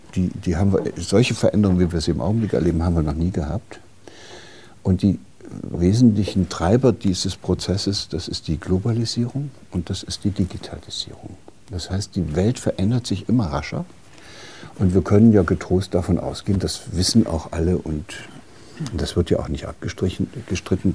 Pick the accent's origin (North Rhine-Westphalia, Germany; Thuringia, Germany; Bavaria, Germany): Thuringia, Germany; Gotha; aus derselben Stadt, wo ich herkomme, auch aus hm. der DDR in Gotha